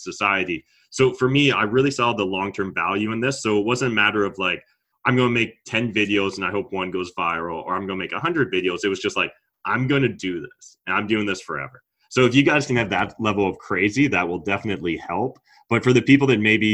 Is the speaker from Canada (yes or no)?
yes; Canada; as a Canadian